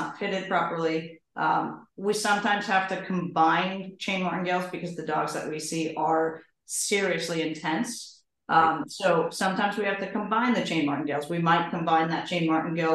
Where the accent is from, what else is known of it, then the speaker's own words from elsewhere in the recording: New York, United States; moved away; I'm from New York